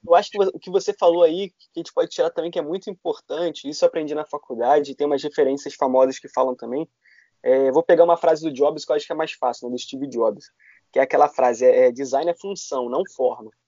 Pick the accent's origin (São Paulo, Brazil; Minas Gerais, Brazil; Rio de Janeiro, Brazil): Rio de Janeiro, Brazil; eu sou aqui da Tijuca, no Rio de Janeiro